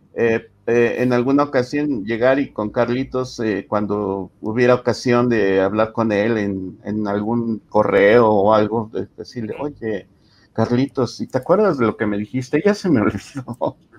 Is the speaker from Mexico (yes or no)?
yes; Mexico; como mexicano poco cosmopolita